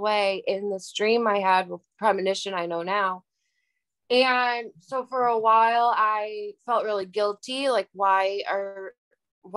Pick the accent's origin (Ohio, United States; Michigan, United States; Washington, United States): Michigan, United States; Harrison Township; moved away as an adult; now in Savannah, United States; I'm originally from Harrison Township, Michigan, which is the suburbs of Detroit